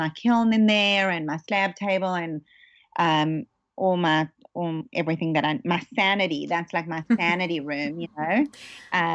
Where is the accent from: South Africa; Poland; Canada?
South Africa; now in Los Angeles, United States; I was somewhat new to Los Angeles, you know, growing up in South Africa